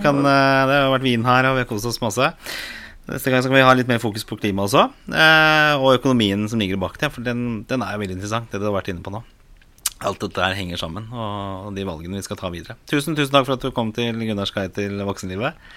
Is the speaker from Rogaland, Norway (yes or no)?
no; Oslo, Norway; jeg vokste opp på Torså